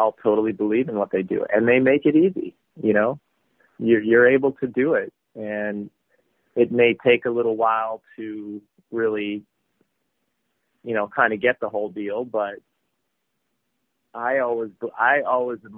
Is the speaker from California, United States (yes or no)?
no; Wisconsin, United States; moved away as an adult; I was this little kid from Wisconsin